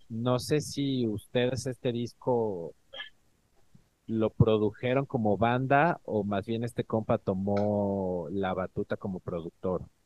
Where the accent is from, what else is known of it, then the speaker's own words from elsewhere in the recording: Mexico; also born or lived in Ecatepec, State of Mexico; soy del DF